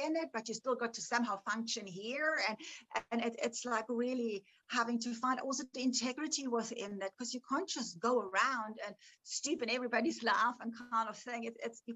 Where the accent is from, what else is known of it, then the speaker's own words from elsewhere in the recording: Bavaria, Germany; moved away; I grew up in Germany.